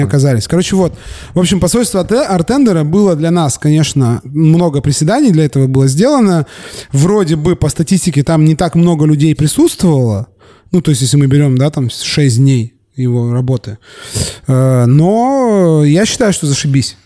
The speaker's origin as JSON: {"language": "Russian", "town": "Surgut", "region": "Khanty-Mansi Autonomous Okrug", "country": "Russia", "tie": "born or raised there", "also_born_or_lived": "Yekaterinburg", "moved": "yes", "said": "Я э, родился в Екатеринбурге, э, вырос в Сургуте"}